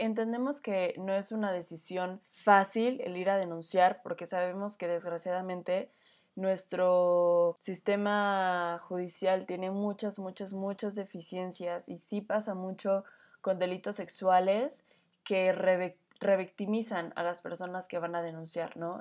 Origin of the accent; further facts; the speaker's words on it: Mexico; como mexicanos